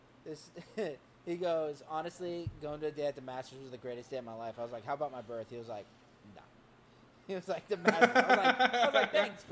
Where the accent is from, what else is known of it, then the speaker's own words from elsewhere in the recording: the South, United States; I'm from the South